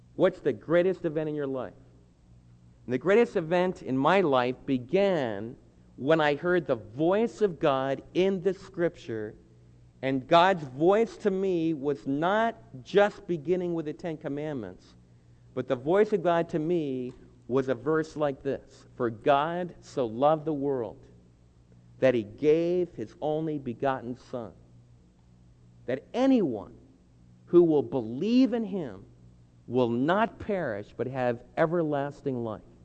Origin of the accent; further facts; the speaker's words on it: New Jersey, United States; the state where I was born in New Jersey